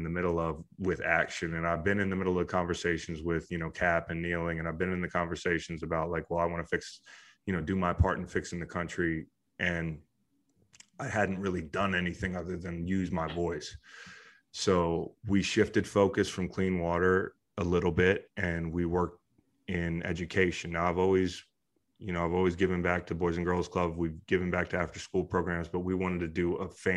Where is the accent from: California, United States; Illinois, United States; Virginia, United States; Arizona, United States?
Virginia, United States; Charlottesville; Charlottesville, which is my hometown